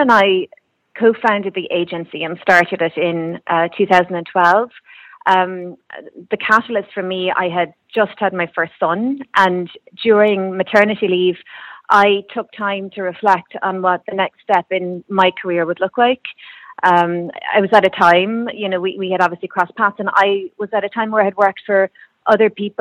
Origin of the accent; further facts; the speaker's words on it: Kerry, Munster, Ireland; moved away as an adult; also born or lived in Cork; now in Dublin, Ireland; I'm originally from Kerry and I'm living in Dublin now